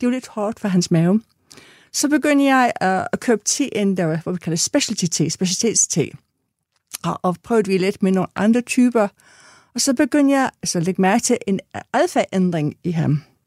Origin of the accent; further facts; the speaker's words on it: England, United Kingdom; now in Denmark; er født og opvokset i England